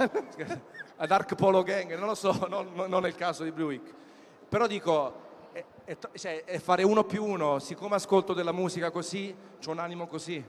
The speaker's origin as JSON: {"language": "Italian", "town": "Naples", "region": "Campania", "country": "Italy", "said": "Io sono napoletano come tanti di voi"}